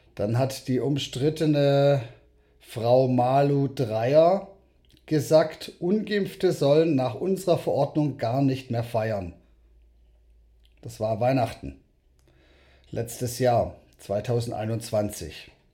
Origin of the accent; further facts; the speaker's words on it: South Africa; now in Germany; ich bin selber in Südafrika geboren